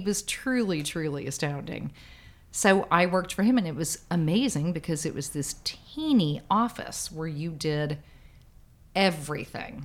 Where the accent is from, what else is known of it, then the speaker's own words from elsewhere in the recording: Dallas, Texas, United States; moved away as an adult; now in New York, United States; I'm from Dallas in Texas originally, and I've always considered myself to still be a Texan